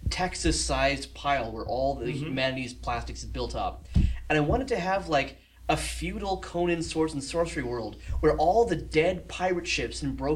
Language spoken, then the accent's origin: English; South Africa; now in Toronto, Canada; I'm South African, ended up here by accident. Bounced around the world, decided to... I moved to Toronto a couple years back